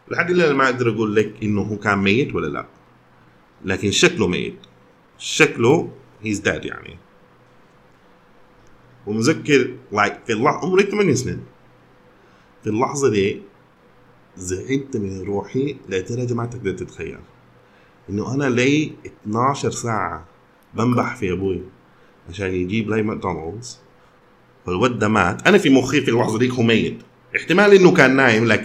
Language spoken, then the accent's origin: Arabic; Sudan; ما عندنا نقول اكثر منكم لكن انا سوداني